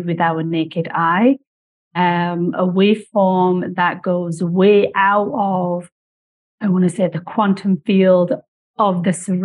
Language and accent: English; United Kingdom; now in Canada; I was born and raised in Britain.